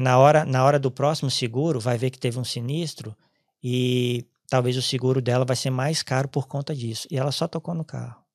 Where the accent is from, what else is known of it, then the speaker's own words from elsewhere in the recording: Espírito Santo, Brazil; moved away as an adult; also born or lived in Ireland; now in Cork, Ireland; sou do Espírito Santo